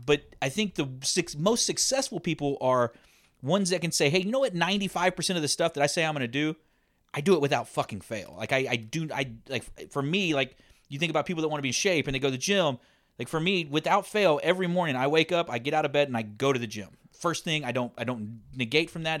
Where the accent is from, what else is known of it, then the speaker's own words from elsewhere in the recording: Texas, United States; we're from Texas